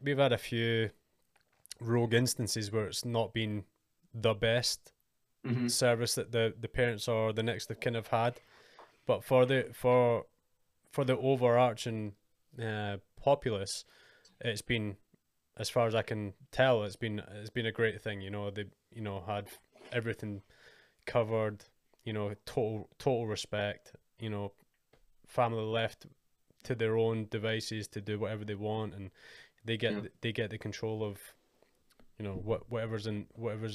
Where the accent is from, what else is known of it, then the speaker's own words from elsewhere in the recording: United Kingdom; we, as the British Army